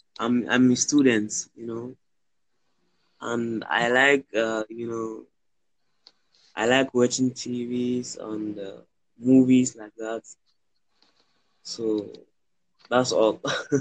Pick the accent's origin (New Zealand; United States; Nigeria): Nigeria; moved away; also born or lived in Asia; I'm originated from Nigeria, I'm originally Nigerian.